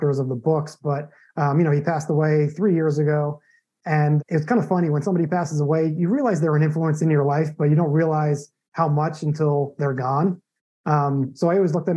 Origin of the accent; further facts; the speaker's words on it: Long Island, New York, United States; moved away as an adult; also born or lived in Arizona / San Diego / Phoenix, Arizona; now in Tampa, United States; I'm originally from New York, you know, born and raised in Long Island